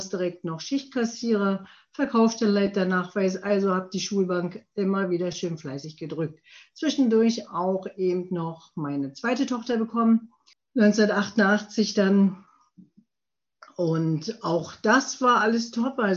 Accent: Prenzlau, Brandenburg, Germany; also born or lived in Pasewalk; Ich bin 1966 nicht in Prenzlau geboren, sondern in Pasewalk bin aber in der schönen Uckermark in Prenzlau aufgewachsen.

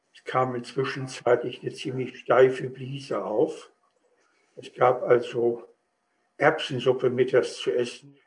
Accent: East Frisia, Lower Saxony, Germany; also born or lived in Wittmund / Brake; Ich bin also in Ostfriesland aufgewachsen

